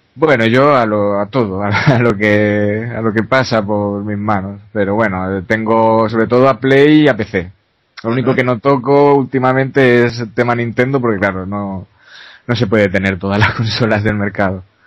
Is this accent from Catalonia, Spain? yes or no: yes; a small town near Barcelona, Catalonia, Spain; yo soy de un pueblecito cercano a Barcelona